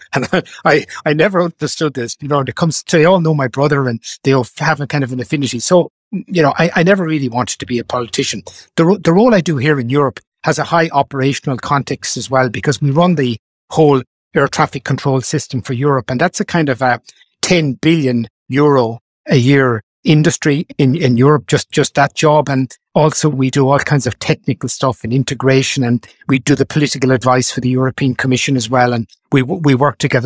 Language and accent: English; Galway, Connacht, Ireland; moved away as an adult; I'm from Salt Hill, like, Galway.